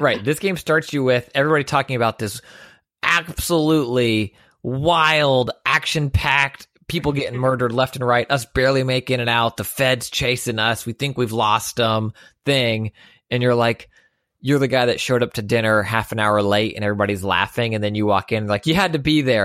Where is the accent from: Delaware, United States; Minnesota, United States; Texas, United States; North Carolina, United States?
Texas, United States; Houston; born and raised in Houston